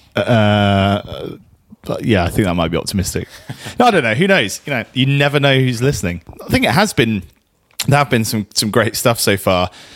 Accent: Guernsey; we're in Guernsey here. We're from Guernsey

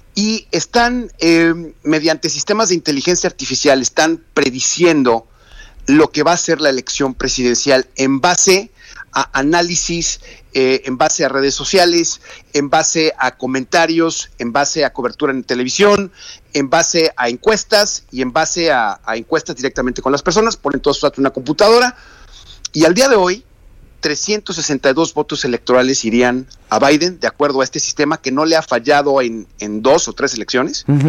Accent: Mexico; los que somos mexicanos

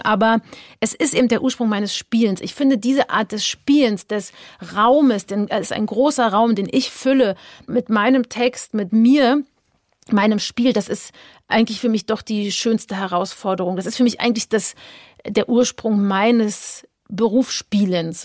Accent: Berlin, Germany; ich bin ja in Ostberlin groß geworden

